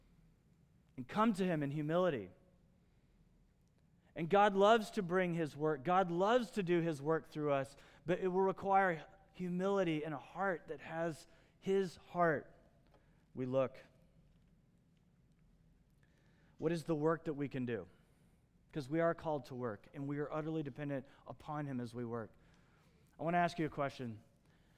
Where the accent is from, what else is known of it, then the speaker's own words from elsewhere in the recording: Midwest, United States; the kind of culture I grew up in the Midwest